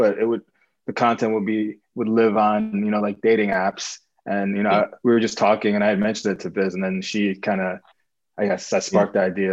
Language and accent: English; New York City, New York, United States; I'm from Queens